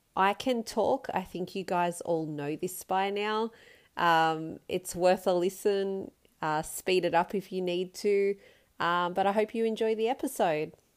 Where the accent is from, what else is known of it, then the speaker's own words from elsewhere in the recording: Upper Hunter, Hunter Valley, New South Wales, Australia; also born or lived in Perth / London; I'm from the Upper Hunter particularly, which is mining related mostly at the moment. So I grew up here